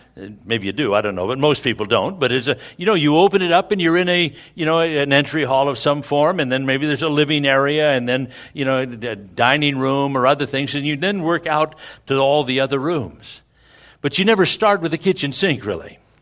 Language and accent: English; Scotland, United Kingdom; I'm a Scotsman, and that's a good Scotsman.